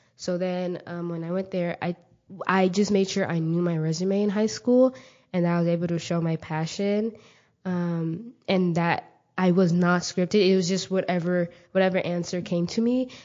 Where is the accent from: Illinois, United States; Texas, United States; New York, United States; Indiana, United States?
Texas, United States; Mesquite; also born or lived in Kenya; I grew up in Mesquite, Texas